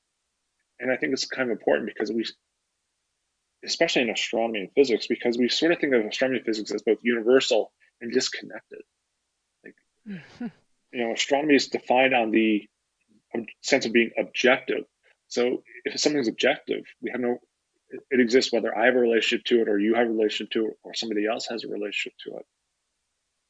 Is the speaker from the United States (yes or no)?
no; Newfoundland and Labrador, Canada; now in Toronto, Canada; I did not grow up against the Rockies, but I grew up in the Appalachians that go through mm-hmm. Newfoundland